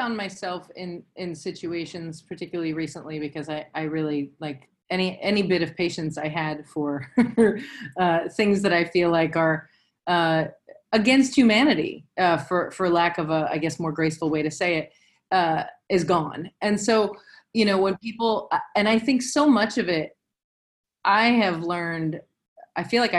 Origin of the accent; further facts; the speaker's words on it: the South, United States; But, you know, I'm old and I'm from the South.